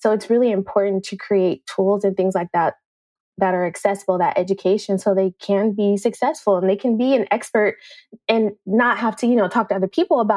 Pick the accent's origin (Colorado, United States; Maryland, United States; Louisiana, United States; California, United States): California, United States; Oakland; moved away as an adult; now in San Antonio, United States; I grew up in East Oakland